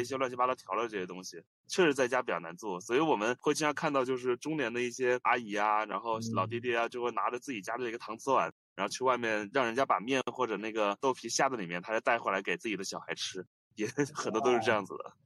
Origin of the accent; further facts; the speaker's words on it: Wuhan, Hubei, China; moved away as an adult; also born or lived in Hangzhou / Chengdu / Tianjin; 我也是一个土生土长的武汉人，然后到大学毕业之后先去了杭州，后来因为工作的一些变动也辗转了成都、天津，还有等等一系列地方。然后在今年九月份的时候也正式回到了武汉这座城市